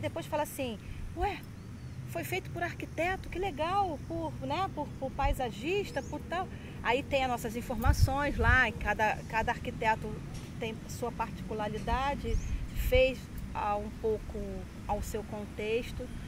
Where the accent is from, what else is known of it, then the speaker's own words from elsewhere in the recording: Rio de Janeiro, Brazil; now in Rio das Ostras, Brazil; Eu sou carioca, minha infância toda foi no Rio de Janeiro, em vila